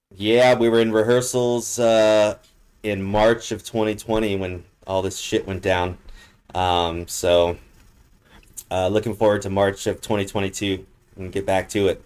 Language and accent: English; Los Angeles, California, United States; now in Las Vegas, United States; I'm from Los Angeles